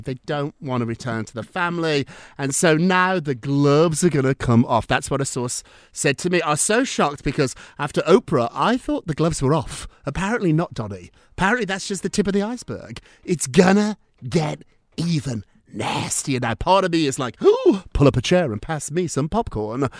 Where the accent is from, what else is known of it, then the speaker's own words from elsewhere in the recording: United Kingdom; I'm British